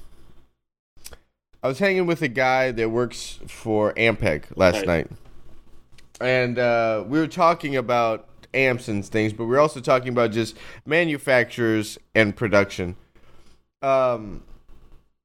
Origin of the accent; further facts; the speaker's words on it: Phoenix, Arizona, United States; moved away; I'm from Phoenix originally